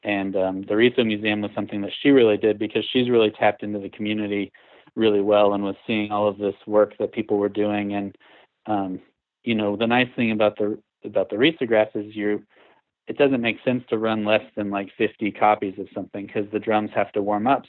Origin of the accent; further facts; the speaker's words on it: Houston, Texas, United States; moved away as an adult; now in Asheville, United States; growing up in Texas, I was used to flat grid, you know, Houston is a huge town